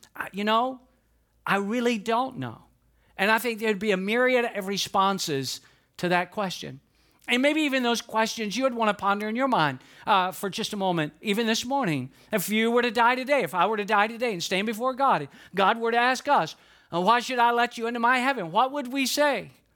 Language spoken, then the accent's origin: English; Atlanta, Georgia, United States; I'm from Georgia. I was born and raised in it, in Atlanta, Georgia